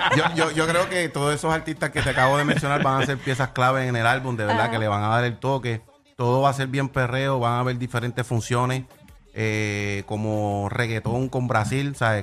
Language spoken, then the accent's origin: Spanish; Puerto Rico; estoy en mi tierra